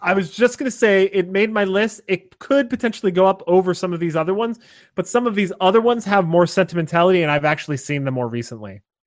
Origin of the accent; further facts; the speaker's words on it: Scranton, Pennsylvania, United States; I grew up in Scranton, Pennsylvania, or just outside of Scranton, Pennsylvania